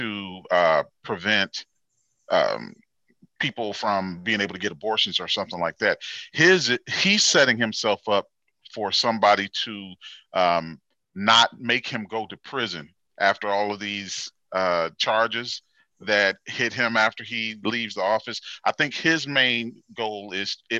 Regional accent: Gary, Indiana, United States; now in Indianapolis, United States; I was raised in Gary, and I've been here in Indianapolis for about 21 years or so.

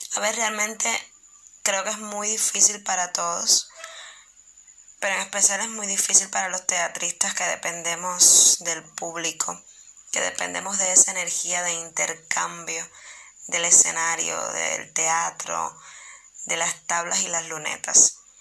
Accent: Cuba; also born or lived in Santiago de Cuba; soy actriz cubana, vivo en Santiago de Cuba, una de las ciudades más hermosas de este mi país, que es Cuba

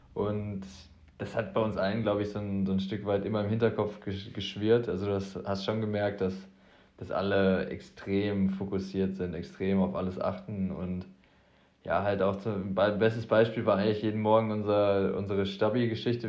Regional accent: the Ruhr area, North Rhine-Westphalia, Germany; Ich komme aus dem Pott, Junge, da sagt man Tag wie Esel

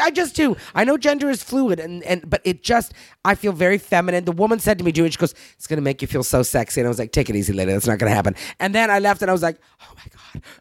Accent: Canada; moved away as an adult; now in United States; as a Canadian or as an immigrant

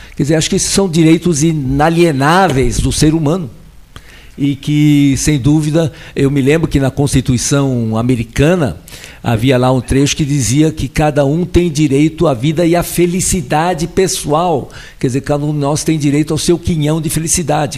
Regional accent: Brazil; also born or lived in Switzerland; Eu não sou brasileiro, eu nasci na Suíça, vim para o Brasil com seis anos de idade

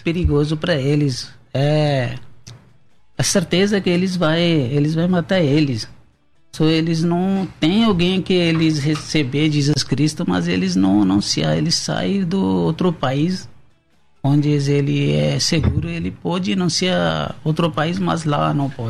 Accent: Pakistan; Portuguese is a second language; moved away as an adult; now in São Paulo, Brazil

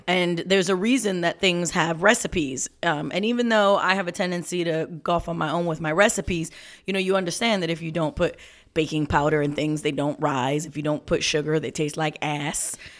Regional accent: New York, United States; I'm a New Yorker

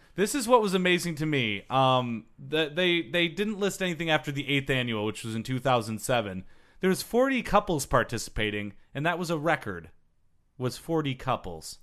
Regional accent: Michigan, United States; I'm from Michigan.

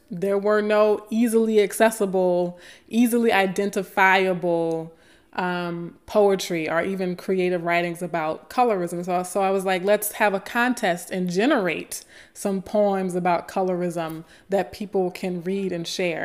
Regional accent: Baton Rouge, Louisiana, United States; ninth grade English in my hometown of Baton Rouge, Louisiana

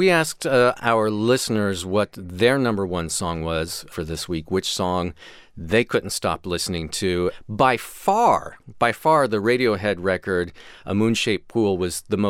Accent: Kansas, United States; I grew up in Kansas, and every year around this time, the farmers burn all their fields.

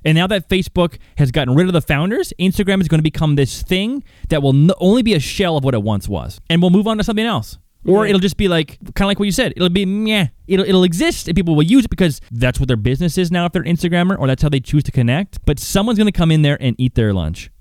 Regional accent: Calgary, Alberta, Canada; growing up in Calgary, Banff is just down the street

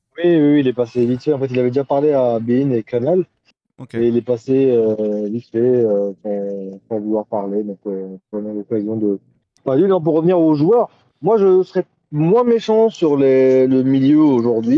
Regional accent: Algeria; en tant qu'Algérien

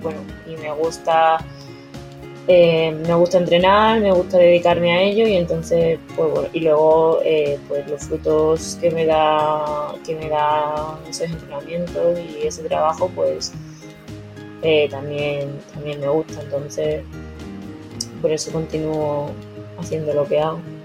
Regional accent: Mérida, Extremadura, Spain; moved away as an adult; also born or lived in China; now in Madrid, Spain; mis padres vivían donde he crecido, en, Mérida, y donde comencé a nadar a los 7 años

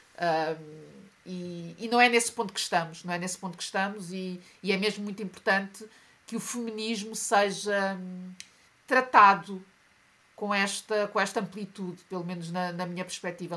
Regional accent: Portugal; also born or lived in Mozambique; eu nasci em Moçambique, mas cresci em Portugal, portanto, todo o meu percurso escolar foi feito como minoria

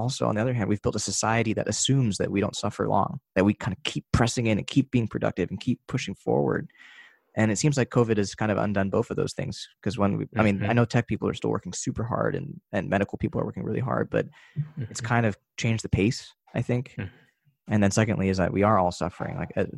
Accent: United States; I was born in America and everything, the way that my upbringing in my Asian household

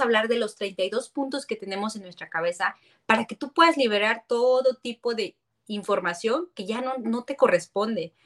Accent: San Luis Potosí, Mexico; also born or lived in Guadalajara; es mi tierra, yo soy potosina

